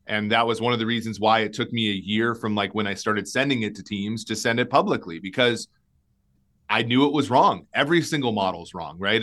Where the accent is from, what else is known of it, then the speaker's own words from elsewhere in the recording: Minnesota, United States; I grew up in Minnesota.